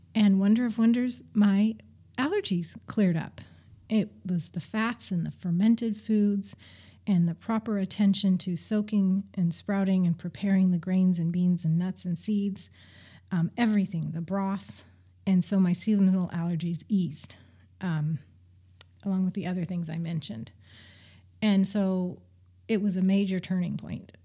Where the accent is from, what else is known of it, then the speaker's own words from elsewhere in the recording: Montana, United States; moved away as an adult; also born or lived in Salem, Oregon; I grew up in Montana for the most part.